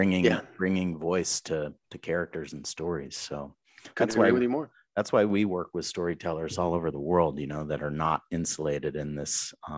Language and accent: English; Boston, Massachusetts, United States; So here's the deal. I grew up in Boston. I don't have an accent.